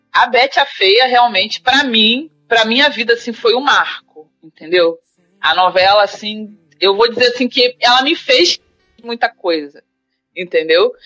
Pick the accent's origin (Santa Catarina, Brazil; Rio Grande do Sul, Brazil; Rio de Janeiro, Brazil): Rio de Janeiro, Brazil; Duque de Caxias; now in Niterói, Brazil; eu sou nascida e criada em Caxias